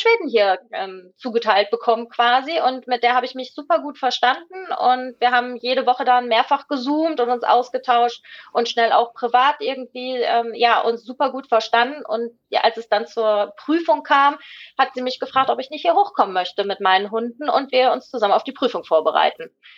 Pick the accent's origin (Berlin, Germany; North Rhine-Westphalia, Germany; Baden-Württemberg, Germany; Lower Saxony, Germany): North Rhine-Westphalia, Germany; Ruhr area; moved away as an adult; now in Sweden; ich komme ja aus dem Ruhrgebiet